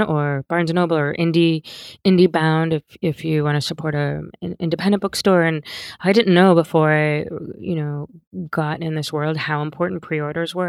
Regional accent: Pennsauken, New Jersey, United States; moved away as an adult; also born or lived in Philadelphia / Cherry Hill; now in Santa Monica, United States; I was born in Philadelphia, and I grew up in South Jersey, um, a town right across the bridge in, from Philly called Pennsauken

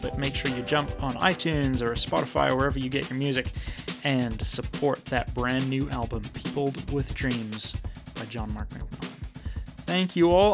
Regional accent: New Zealand; I was born and raised in New Zealand

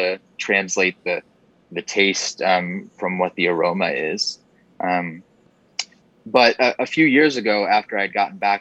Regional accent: Corning, New York, United States; moved away as an adult; now in Atlanta, United States; I grew up in upstate New York in the Finger Lakes. So small town. And it's called Corning, New York.

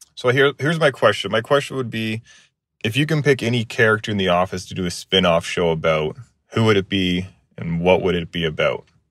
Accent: Kansas City, Missouri, United States; I'm from Kansas City, Missouri.

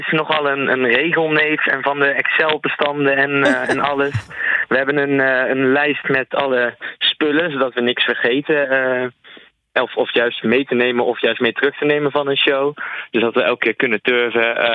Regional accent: Nijmegen, Gelderland, Netherlands; Sowieso in Nijmegen zelf, in onze, in onze thuisstad.

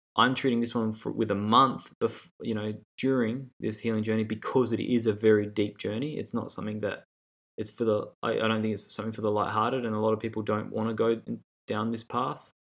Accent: Australia; growing up in Australia

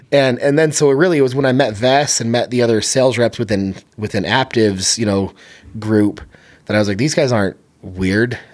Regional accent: San Bernardino, California, United States; moved away; I grew up in San Bernardino, California.

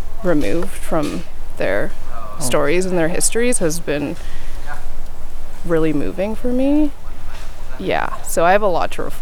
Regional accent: Pender Island, British Columbia, Canada; I'm here because I was born and raised here on Pender Island, and I didn't learn anything about the Wasatch history of this place throughout my whole childhood.

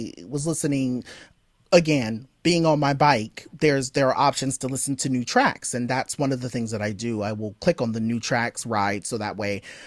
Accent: Southern California, United States; I grew up in SoCal

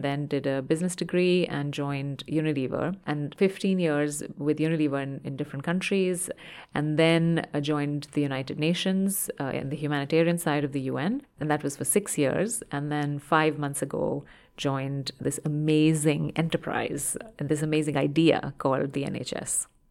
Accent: India; moved away; I grew up in India

